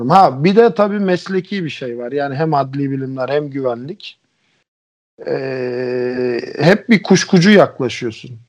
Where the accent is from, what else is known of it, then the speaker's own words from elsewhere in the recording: Bulgaria; Bulgarca konusunda da e, Bulgaristan'da doğdum büyüdüm.